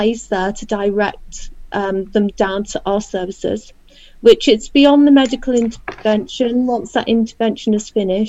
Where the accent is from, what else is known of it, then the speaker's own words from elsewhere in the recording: Wirral, North West England, United Kingdom; also born or lived in Liverpool; I was born in 1964. I was born in Liverpool and came over to Wirral when I was 7 years old, when my dad joined the police. So most of my childhood, my schooling and everything has taken, it's been over here. So I know Wirral pretty well.